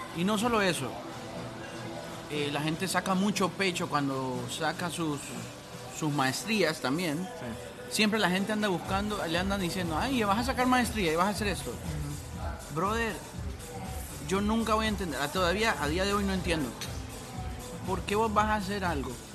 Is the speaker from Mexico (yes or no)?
no; Honduras; moved away as an adult; la juerga que uno usa en Honduras